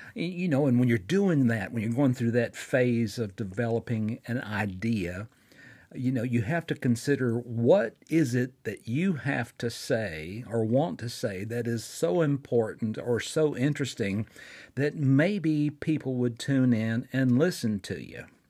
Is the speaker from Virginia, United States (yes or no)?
no; Fort Payne, Alabama, United States; here in my hometown of Fort Payne, Alabama